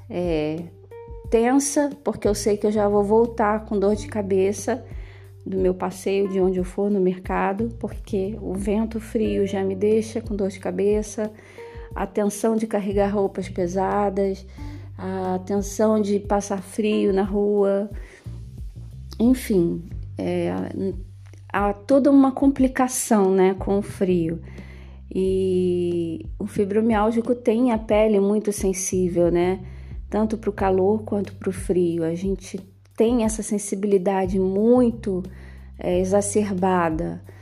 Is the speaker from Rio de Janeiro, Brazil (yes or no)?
yes; Rio de Janeiro, Brazil; como eu vim do Rio de Janeiro, é, o Rio de Janeiro tem temperaturas altíssimas, extremas, e eu sofro bastante com o calor